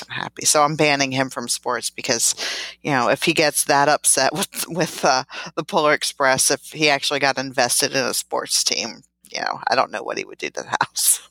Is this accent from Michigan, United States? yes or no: no; outside of Philadelphia, Pennsylvania, United States; moved away; I was born and raised in Pennsylvania, outside of, of Philadelphia